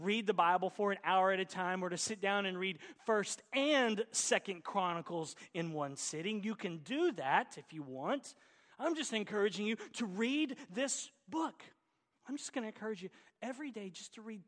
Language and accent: English; Oklahoma, United States; accent: Oklahoma; my Oklahoma accent